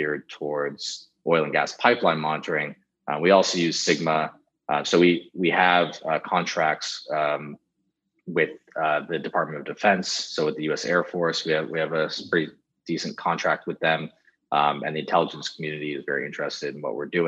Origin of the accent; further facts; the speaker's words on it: San Francisco, California, United States; born and raised in San Francisco